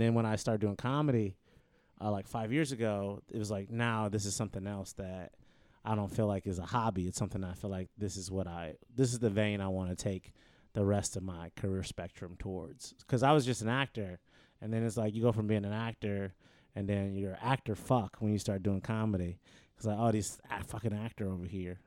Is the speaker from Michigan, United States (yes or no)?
yes; Detroit, Michigan, United States; moved away as an adult; also born or lived in Tallahassee, Florida; now in Los Angeles, United States; I'm born and raised in Detroit, Michigan